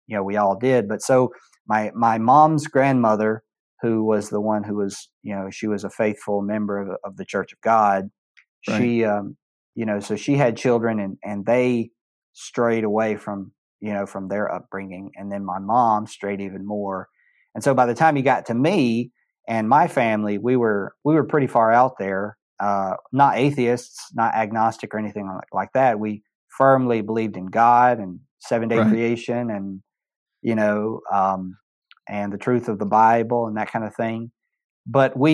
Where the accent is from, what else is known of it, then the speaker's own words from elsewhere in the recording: Greenville, South Carolina, United States; also born or lived in Cambodia; I grew up in Greenville, South Carolina